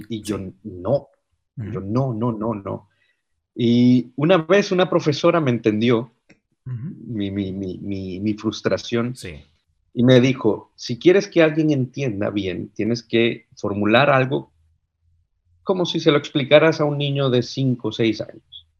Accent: Cartago, Costa Rica; moved away as an adult; now in Netherlands; yo soy de Cartago, es una de las ciudades más frías en las montañas.

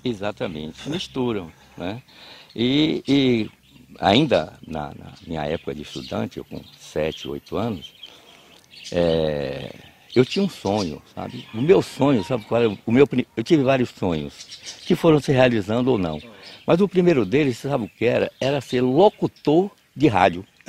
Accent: Cruz das Almas, Bahia, Brazil; born or raised there; also born or lived in Cachoeira, Bahia / Jussari, Bahia

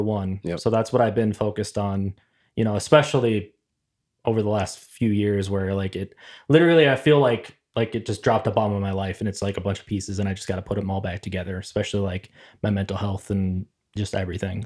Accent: Plymouth, Minnesota, United States; also born or lived in Ventura, California; as a kid, I moved from California to Minnesota

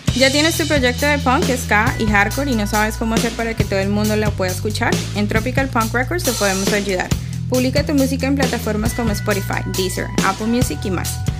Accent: Cartagena, Bolívar, Colombia; cuando estaba creciendo en Cartagena

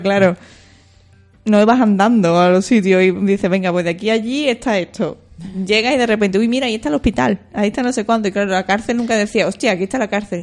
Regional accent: a village near Seville, Andalusia, Spain; en mi pueblo no hay cárcel.

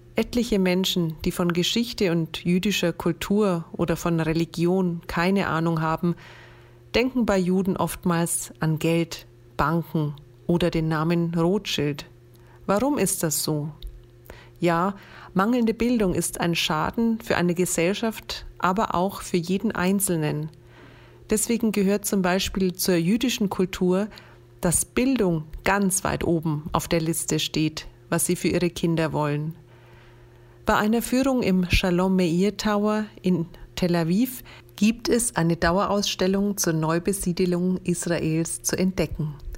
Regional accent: Franconia, Bavaria, Germany; meine Heimat, mein Franken

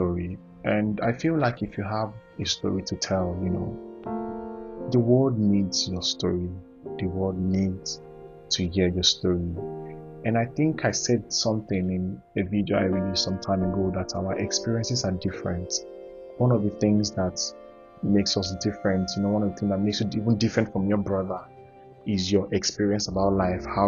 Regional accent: Ohafia, Abia, Nigeria; I'm from Abia, Ohafia specifically.

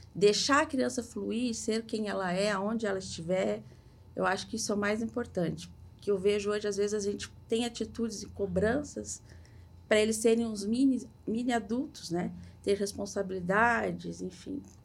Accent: Minas Gerais, Brazil; moved away as an adult; also born or lived in Curitiba; now in Balneário Camboriú, Brazil; moro aqui, sou mineira

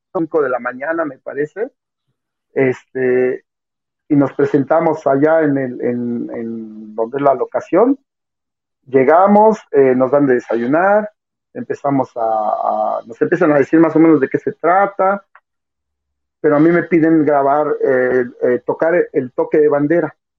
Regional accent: Mexico; para nosotros como mexicanos

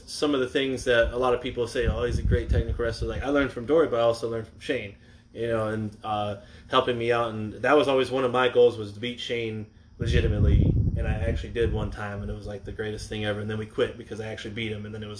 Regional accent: Charlotte, North Carolina, United States; moved away as an adult; also born or lived in Jacksonville, Florida; I grew up in the Crockett territory and everything in Charlotte

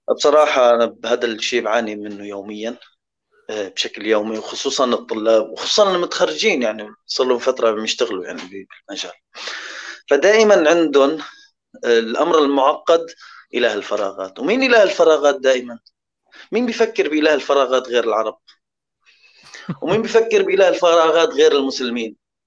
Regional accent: Syria; انا سوري

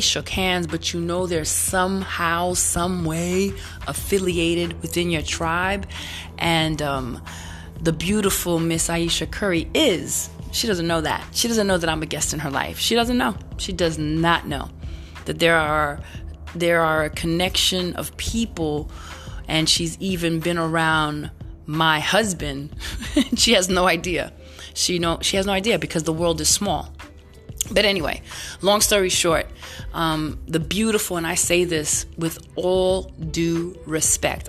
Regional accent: New York City, New York, United States; also born or lived in San Francisco Bay Area; now in San Francisco, United States; I'm Brooklyn all day, but I live in the Bay Area

